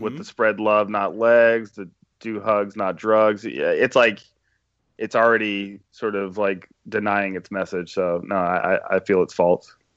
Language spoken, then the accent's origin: English; Georgia, United States; moved away; We're from Alabama and, uh, Georgia respectively